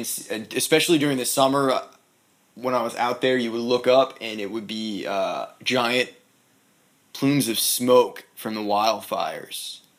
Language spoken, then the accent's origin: English; Brunswick, Maine, United States; also born or lived in Miami / Louisville, Colorado; now in Nashville, United States; Brunswick, Maine.